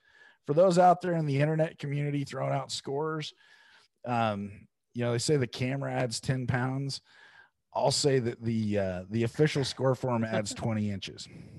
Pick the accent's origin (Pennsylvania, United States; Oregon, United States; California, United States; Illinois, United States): Oregon, United States; I'm from Oregon. I'm a West Coast guy